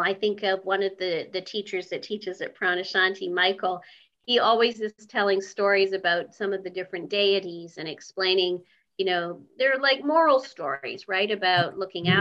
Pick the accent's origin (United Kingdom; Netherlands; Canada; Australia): Canada; I was born in Canada